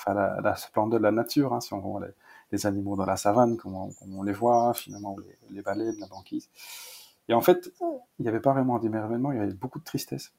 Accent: Malmedy, Wallonia, Belgium; born or raised there

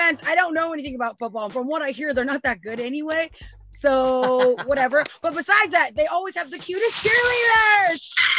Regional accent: Dallas, Texas, United States; moved away; also born or lived in California; I was born in Dallas, Texas.

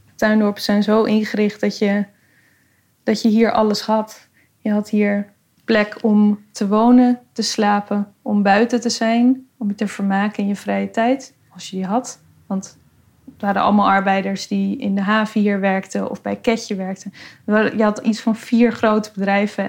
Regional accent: Amsterdam, North Holland, Netherlands; Ik ben geboren en getogen in Noord

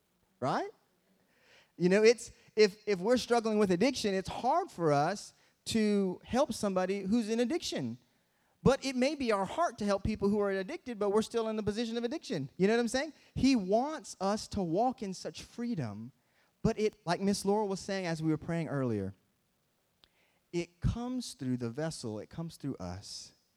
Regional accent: Michigan, United States; and I'm from Michigan, so we have the Great Lakes.

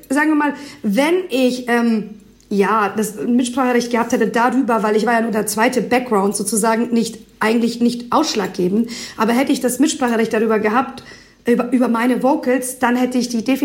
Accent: Albania; born there; first language Albanian; German is a second language; weil ich ja doch gebürtige Albanerin bin und mir gedacht habe, hey, wieso machst du eigentlich nicht was Neues und mischt quasi deine Sprache in deinem, lässt deine, die Sprache in deine Musik mit einfließen.

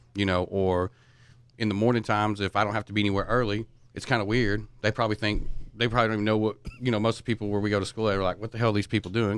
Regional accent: East Texas, United States; I'm from East Texas

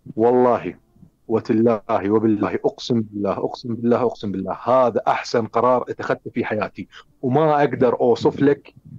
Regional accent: Iraq; also born or lived in Finland; أنا عراقي أنا عايش بالعراق

